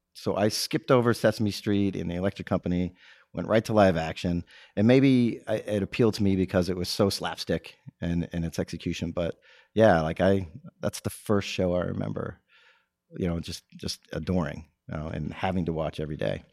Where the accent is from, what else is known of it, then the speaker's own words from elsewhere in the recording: Texas, United States; also born or lived in Massachusetts; my mother remarried, and we relocated to Texas when I was ten